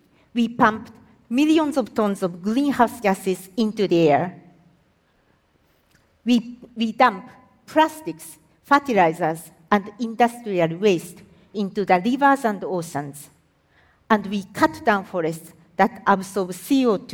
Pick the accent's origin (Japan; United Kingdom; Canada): Japan; I am from Japan